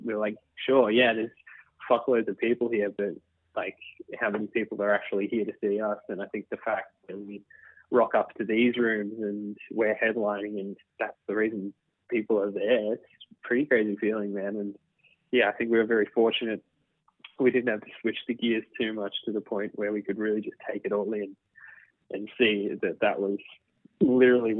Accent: Australia; we were growing up in Australia

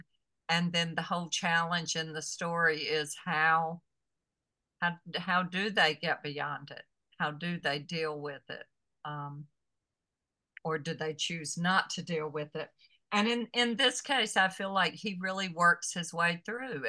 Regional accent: the South, United States; growing up in the South

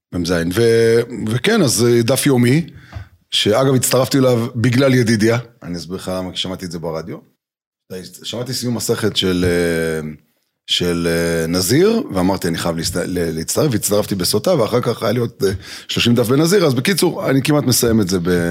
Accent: Jerusalem, Jerusalem District, Israel; גדלתי בירושלים

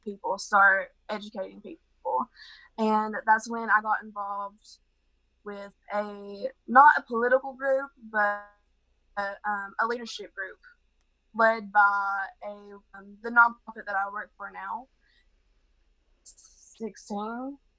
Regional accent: Kermit, West Virginia, United States; Not myself, but this area is very conservative. We are in the Bible Belt here. So in my town of Kermit, we have the population

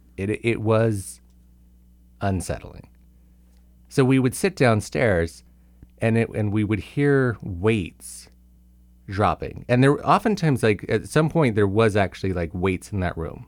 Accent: Simi Valley, California, United States; moved away; Visiting some people in Simi Valley, my hometown.

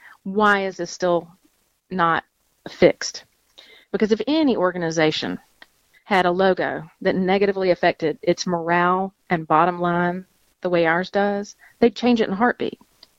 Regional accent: Mississippi, United States; moved away as an adult; born and raised in Mississippi and was away for about 15 years. And when I moved back shortly after, I bought a house

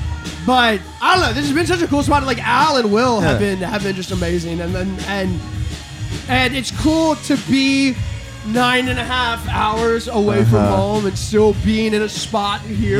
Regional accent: New Orleans, Louisiana, United States; So we're from New Orleans, right?

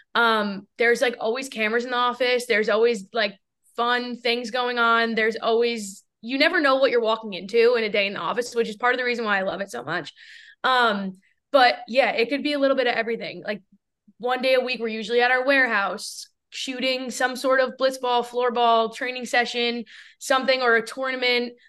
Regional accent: New York, United States; moved away as an adult; also born or lived in Seattle; where I grew up in New York

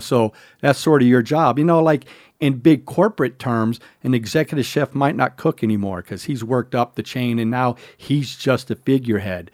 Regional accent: the South, United States; I grew up in the South

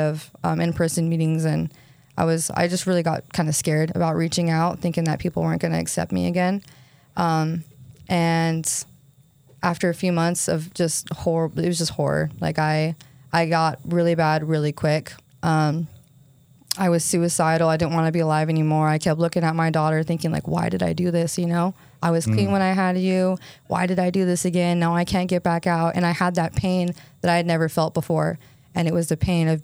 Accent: St. George, Utah, United States; I grew up here in St. George

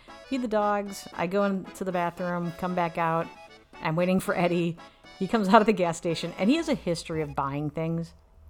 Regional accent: Cleveland, Ohio, United States; I know I'm from Cleveland

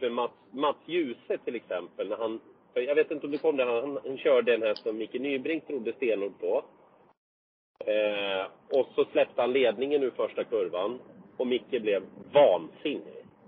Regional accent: Vinnersjö, Gävleborg County, Sweden; also born or lived in Hedesunda; Jag är ju född i Vinnersjö, heter det. Det ligger okay. ingenstans egentligen. Det ligger mellan Hedesunda och Gysinge.

